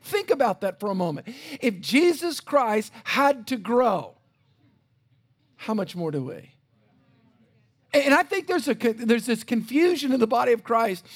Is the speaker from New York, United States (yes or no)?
no; South Louisiana, United States; I grew up in South Louisiana